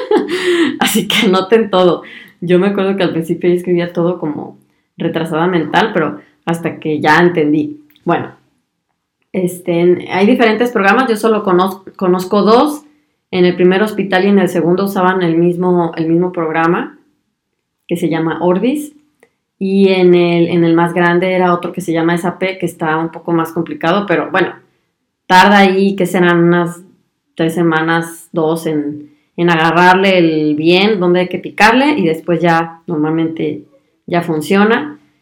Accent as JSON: {"language": "Spanish", "country": "Mexico", "moved": "as an adult", "lives_now": "Germany"}